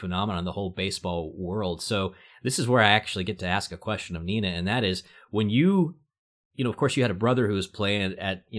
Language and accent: English; Kentucky, United States; as a fellow Kentuckian